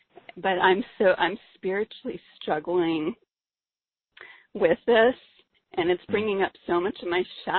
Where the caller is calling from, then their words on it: San Diego, California, United States; I'm calling from San Diego.